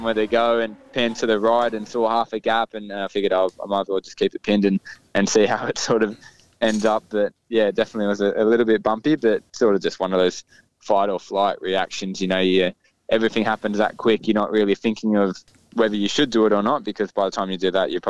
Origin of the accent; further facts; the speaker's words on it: Sydney, New South Wales, Australia; Cam and I, obviously, he's from Canberra, I'm from Sydney, so he's a little bit older than me.